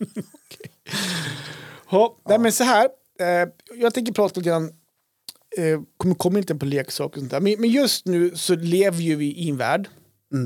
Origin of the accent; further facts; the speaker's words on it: Krokom, Jämtland, Sweden; när jag var liten, när vi var liten, bodde i Krokom